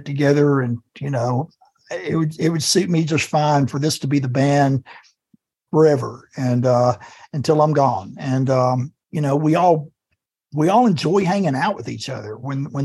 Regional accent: the South, United States; moved away as an adult; also born or lived in Muscle Shoals, Alabama / Athens, Georgia; now in Portland, United States; I spent 51 years living in the South

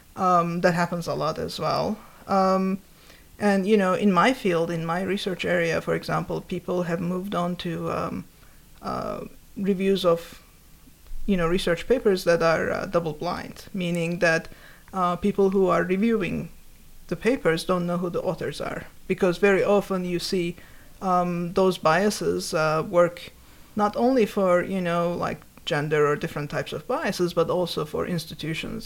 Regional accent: Turkey; moved away; when I was growing up, I grew up in Turkey.

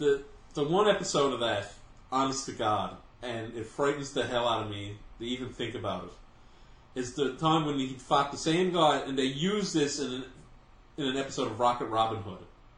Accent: Newfoundland and Labrador, Canada; My earliest memories of not even having cable, growing up in Newfoundland, Canada, where we're from.

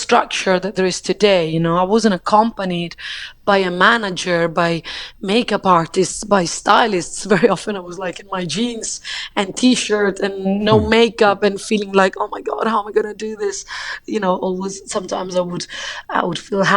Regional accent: Rome, Lazio, Italy; also born or lived in United Kingdom; now in France; I grew up in Italy

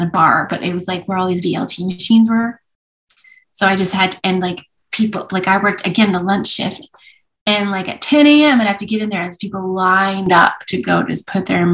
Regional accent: Edmonton, Alberta, Canada; also born or lived in Vancouver; I grew up in Edmonton when in some years where Edmonton won things

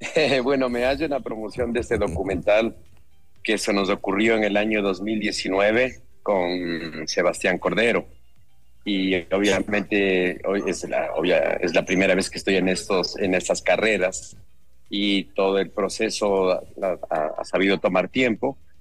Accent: Ecuador

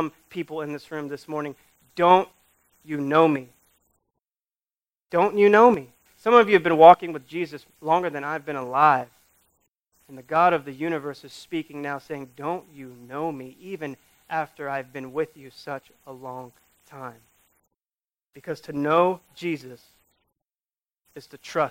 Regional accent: United States; we do as American Christians

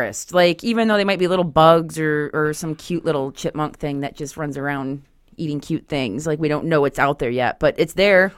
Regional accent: Grand Haven, Michigan, United States; from Grand Haven, um, on the Michigan side of things

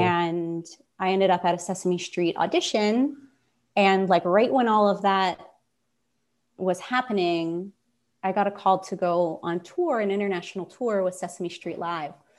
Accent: Pittsburgh, Pennsylvania, United States; moved away as an adult; I had spent most of my time in Pittsburgh growing up. I was going to college in my hometown

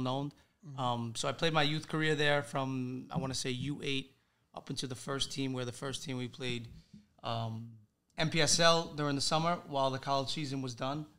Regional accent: New York City, New York, United States; moved away as an adult; now in Salerno, Italy; born and raised in Brooklyn my whole life. Spent 21 years there before making the jump to go play in Italy

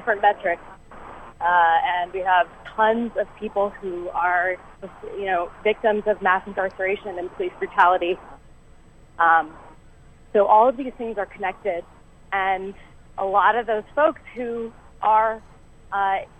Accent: Los Angeles, California, United States; I'm a born and raised in California. I'm a third generation Los Angelino.

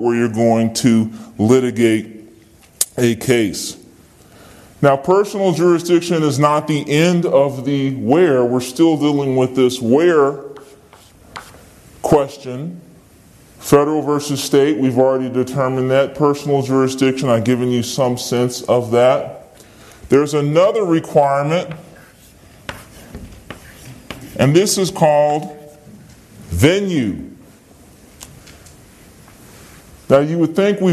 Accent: Virginia, United States; I'm from Virginia. Anyone who has a legal dispute with me can come to Virginia and sue me here because I'm a citizen of Virginia

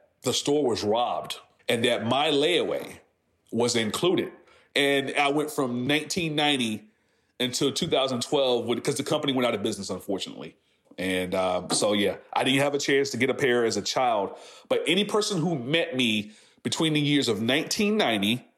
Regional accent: Franklin, Virginia, United States; I'm from Southampton County, Franklin, Virginia.

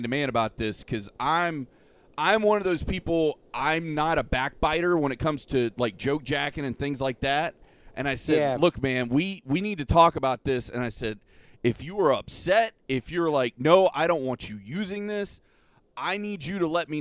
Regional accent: Polk County, Florida, United States; I've been born and raised in Polk County my whole life

